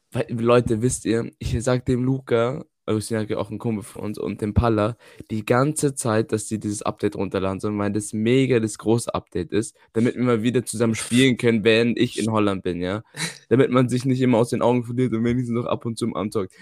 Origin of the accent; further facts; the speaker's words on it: Germany; now in Netherlands; bei uns in Deutschland